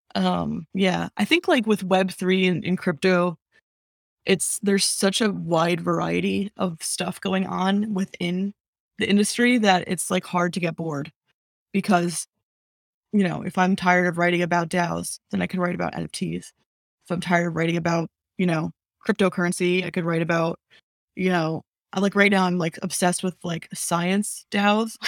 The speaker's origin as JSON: {"language": "English", "region": "New Jersey", "country": "United States", "tie": "born or raised there", "moved": "yes", "said": "I'm from New Jersey"}